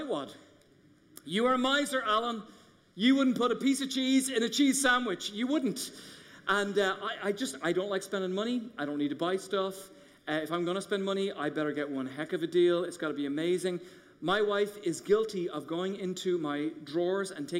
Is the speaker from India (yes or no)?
no; Ireland; moved away as an adult; now in United States; I grew up in Ireland going in the Catholic Church